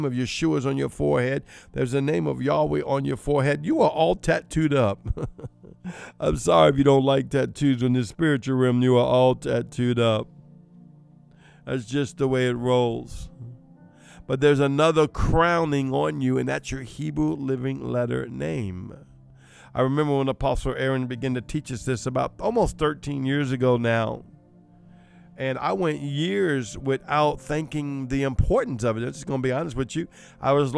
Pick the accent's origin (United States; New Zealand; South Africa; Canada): United States; New Orleans, Louisiana; I'm Cajun. I'm Creole. I'm from New Orleans